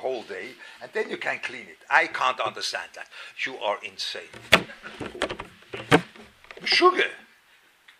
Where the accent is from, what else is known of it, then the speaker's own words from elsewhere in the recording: Lucerne, Switzerland; moved away; I was growing up in Luzern